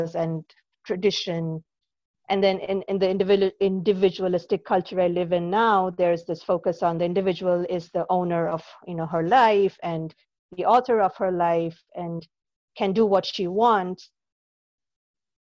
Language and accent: English; Kolkata, West Bengal, India; moved away; I grew up in Calcutta, India. I was born and brought up there